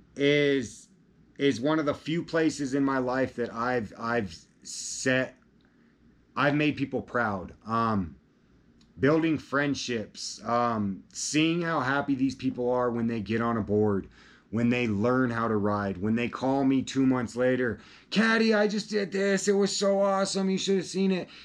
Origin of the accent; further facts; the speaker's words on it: Colorado, United States; I'm from Colorado